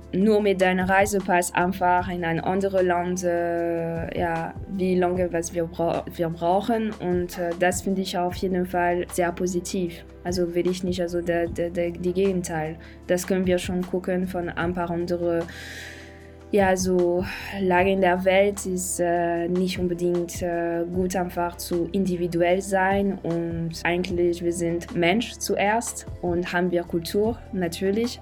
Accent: Paris, Île-de-France, France; German is a second language; moved away as an adult; now in Berlin, Germany; ich bin jetzt in, Paris aufgewachsen und auch also vor Ort äh, geboren

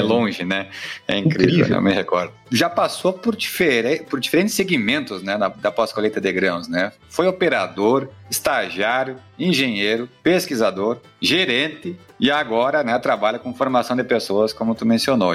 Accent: Rio Grande do Sul, Brazil; aqui no Rio Grande do Sul, minha terra natal

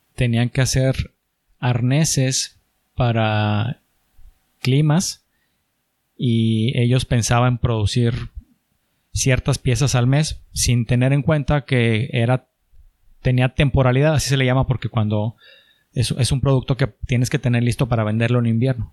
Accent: Chihuahua, Mexico; moved away as an adult; also born or lived in Monterrey; no me veía en Monterrey toda mi vida, soy, soy de Chihuahua

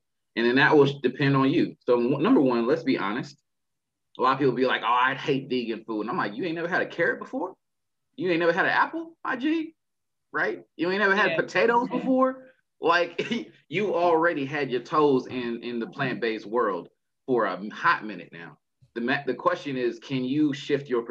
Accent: Texas, United States; I'm from Texas

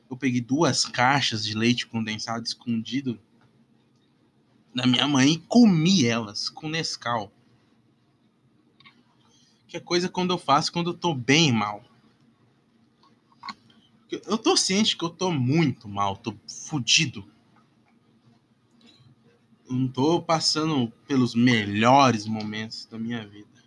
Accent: Curitiba, Paraná, Brazil; Bah, eu nem sou gaúcho pra falar essa porra. Bah, meu. Bah, guri. Curitibano tá falar, ah, bah, meu.

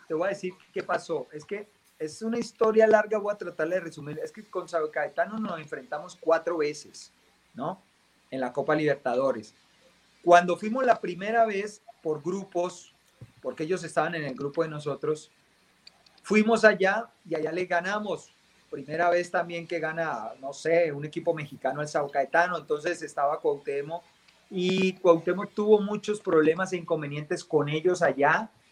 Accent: Colombia; moved away; como colombiano

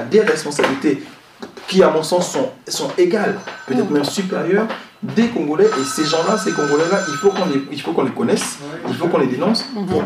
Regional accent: Gabon; mon pays, le Gabon, parce que je suis gabonais.

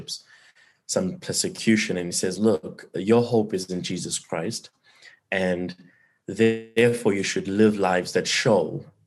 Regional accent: South Africa; as a South African

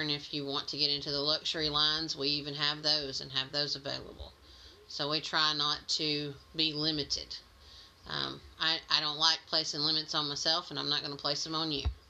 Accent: Mississippi, United States; moved away as an adult; I'm a transplant from Mississippi, so I do still have a little bit of an accent, I'm told.

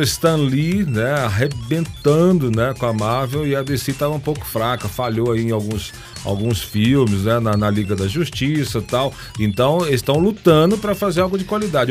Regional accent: Bahia, Brazil; Eu sou baiano, eu sou do axé

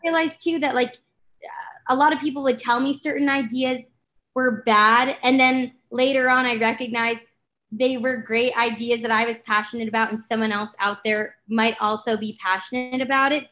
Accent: Los Angeles, California, United States; I'm from LA.

